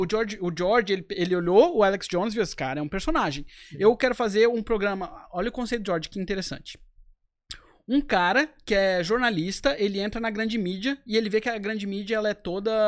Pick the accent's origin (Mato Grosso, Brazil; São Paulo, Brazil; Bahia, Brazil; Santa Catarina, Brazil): Santa Catarina, Brazil; Florianópolis; moved away as an adult; also born or lived in United States; eu sou de Florianópolis, tive minha uhum. vida inteira aqui